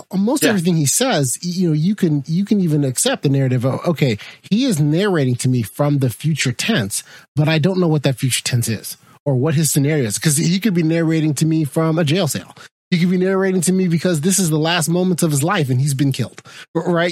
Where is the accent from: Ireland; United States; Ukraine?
United States; as an American